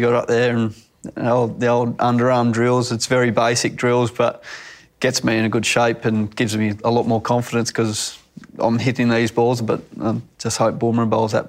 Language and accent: English; Young, New South Wales, Australia; he was probably the leading cricketer when I was growing up around Young in the district around there